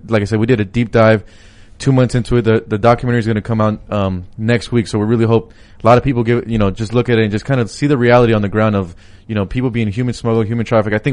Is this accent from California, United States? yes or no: yes; Palmdale, California, United States; Mark Garcia's district is where my hometown is. So I was like, wait, back in, you know, like Palm Palmdale, Valley